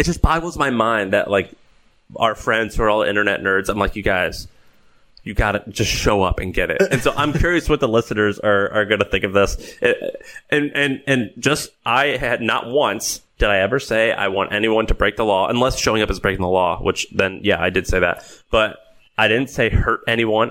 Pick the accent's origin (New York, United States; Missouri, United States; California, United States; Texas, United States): Missouri, United States; St. Louis; moved away; I grew up in St. Louis.